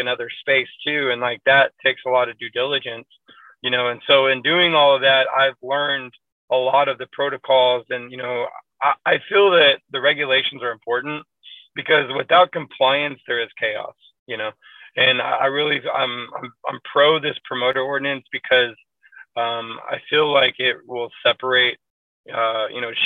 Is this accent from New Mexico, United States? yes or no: no; Waco, Texas, United States; now in Dallas, United States; I'm originally from Waco, Texas